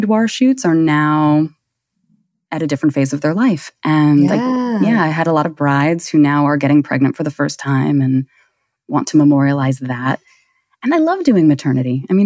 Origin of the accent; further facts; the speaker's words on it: New York City, New York, United States; I am in Brooklyn, New York. I am born and bred here.